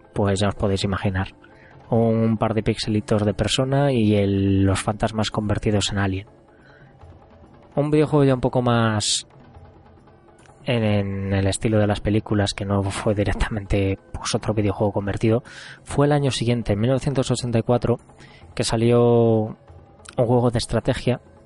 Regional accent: Zamora, Castile and León, Spain; Yo soy de Zamora y en Zamora básicamente teníamos dos sitios en el que jugar a máquinas recreativas

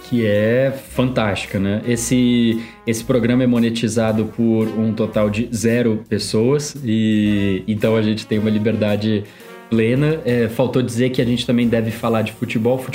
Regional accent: São Paulo, Brazil; accent: paulistano; also born or lived in Brasília; sotaque meio de paulistano que, que eu sou da Zona Norte de São Paulo e eu acho que eu perdi bastante do sotaque quando eu morei em Brasília por sete anos da minha vida

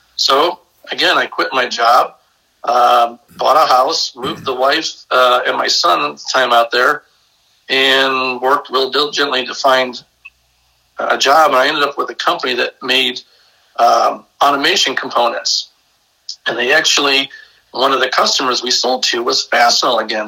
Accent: Brecksville, Ohio, United States; I'm originally from a small town uh, south of Cleveland, Ohio, little Norman Norman Rockwell town called Brecksville

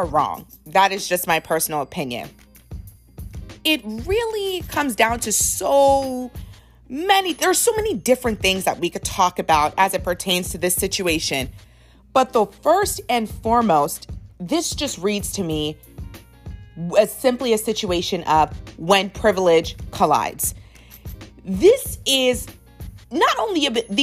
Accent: United States; I was raised obviously here in America

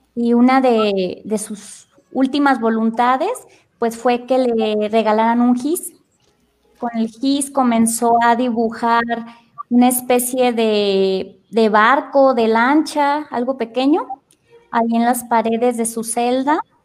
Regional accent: Salamanca, Guanajuato, Mexico; also born or lived in Chiapas, Mexico; soy de aquí de Salamanca

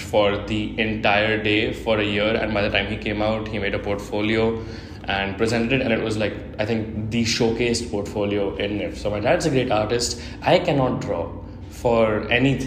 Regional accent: India; moved away as an adult; now in Portugal; I'm from India, I did high school till India, and then I came to Portugal for university.

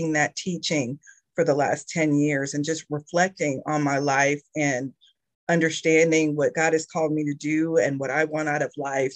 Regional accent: Indiana, United States; moved away as an adult; now in Georgia, United States; I was born and raised in Indiana

